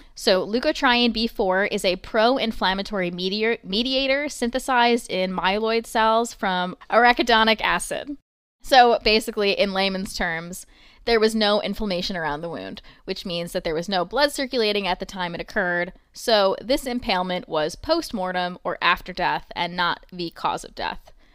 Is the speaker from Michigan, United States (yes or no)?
no; New York, United States; I'm from New York